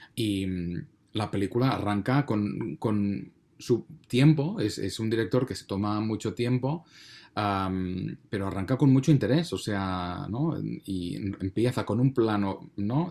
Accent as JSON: {"language": "Spanish", "country": "Spain", "said": "a mí como español"}